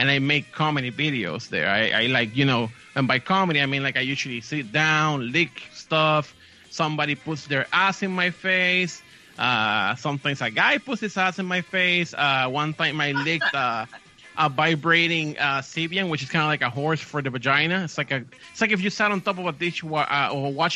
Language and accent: English; Puerto Rico; I'm from Puerto Rico.